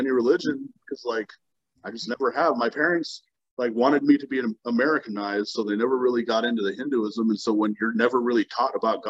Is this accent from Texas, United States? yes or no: yes; Texas, United States; I grew up in Texas, and, like, so let's say, like, my fourth grade year is the first year I was in Texas.